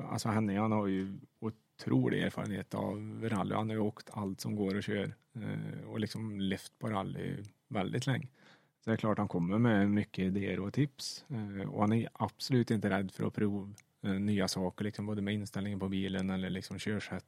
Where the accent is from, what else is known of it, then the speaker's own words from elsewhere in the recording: Sweden; som svensk